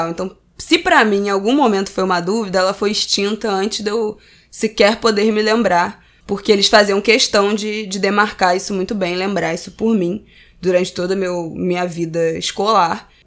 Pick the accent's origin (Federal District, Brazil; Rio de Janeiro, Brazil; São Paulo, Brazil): Rio de Janeiro, Brazil; eu já nasci na classe média, na, cresci na Tijuca, estudei em colégio particular de excelência, bilíngue a vida inteira, no mesmo colégio.